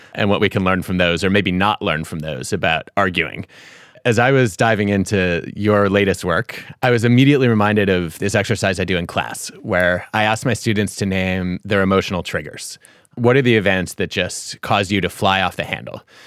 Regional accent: Detroit, Michigan, United States; my hometown sports columnist growing up. And I remember reading about the Fab Five in the Detroit Free Press

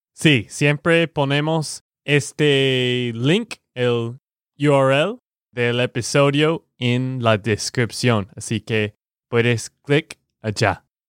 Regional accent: Texas, United States; de Texas, Estados Unidos.

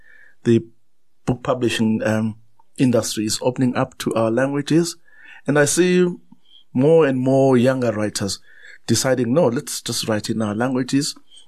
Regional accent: South Africa; first language Zulu; English is a second language; And there are many new publications in my mother tongue, in Zulu, to say there is a market.

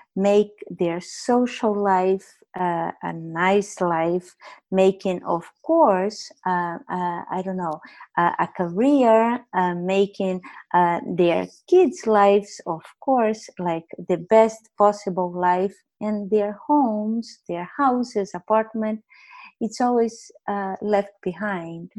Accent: Brazil; moved away as an adult; I left Brazil when I was 21 years old

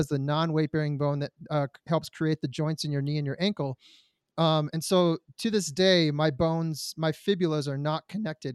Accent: Detroit, Michigan, United States; I was born in Detroit, Michigan

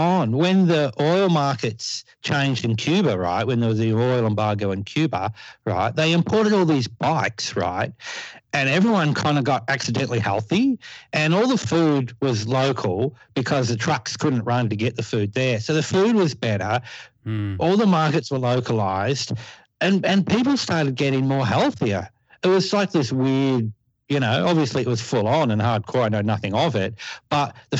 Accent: Newcastle, New South Wales, Australia; my hometown. And we have a factory here

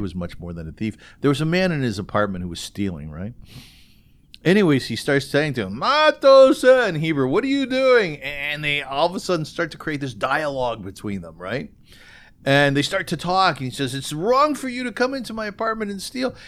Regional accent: Kitchener, Ontario, Canada; I come from Kitchener, which used to be called Little Berlin

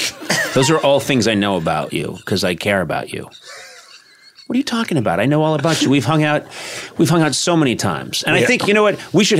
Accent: Brookline, Massachusetts, United States; I'm from Brookline, Mass., birthplace of John F. Kennedy.

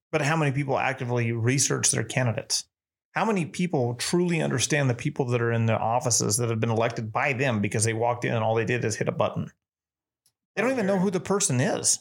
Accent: New Mexico, United States; moved away as an adult; now in Texas, United States; being a Texan now, the the opportunities that I have and the support that I feel from this state are twice that of where I grew up

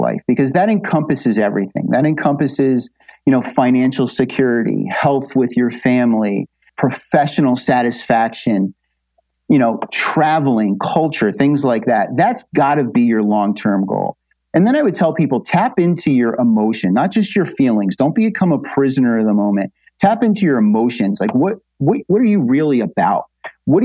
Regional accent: New Jersey, United States; I come from New Jersey

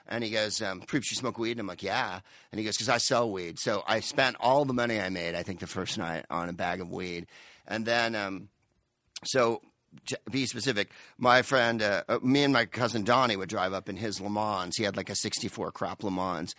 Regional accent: San Carlos, California, United States; moved away as an adult; also born or lived in Palo Alto / Mountain View / England; now in Los Angeles, United States; I'm from San Carlos, and before that I lived in Palo Alto, and before that Mountain View

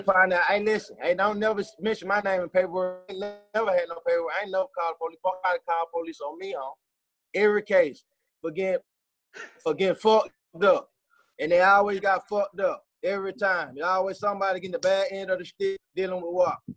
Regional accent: Atlanta, Georgia, United States; Growing up in East Atlanta

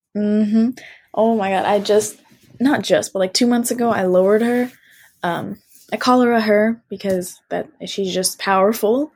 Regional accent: United States; I'm, I'm American and I was born and raised here

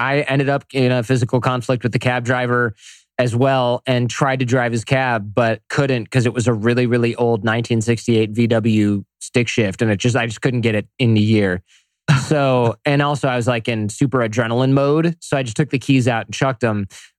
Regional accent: Detroit, Michigan, United States; now in San Jose, United States; Detroit, Michigan area.

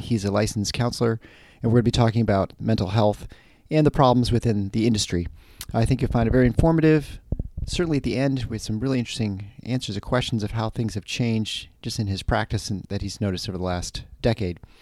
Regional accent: Michigan, United States; I'm from the Midwest

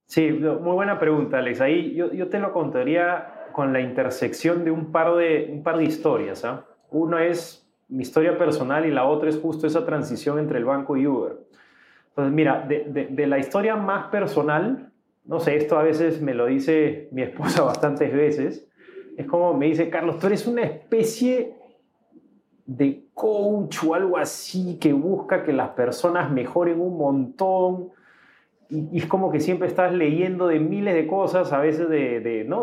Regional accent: Peru; also born or lived in Austin, Texas; yo comencé trabajando en un banco, un banco grande acá en mi país que se llamaba BCP

